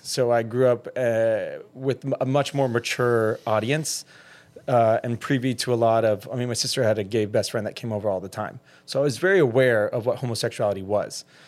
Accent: middle Georgia, United States; now in Miami, United States; being a closeted gay man in middle Georgia on a military base who grew up in middle class

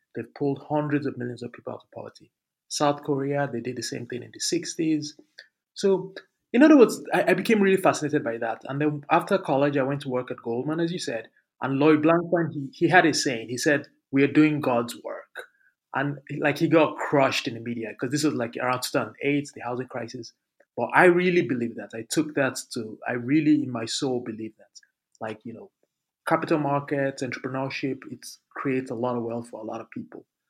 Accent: Lagos, Nigeria; moved away; also born or lived in Abuja; I grew up in Lagos in one of in the slums in Lagos

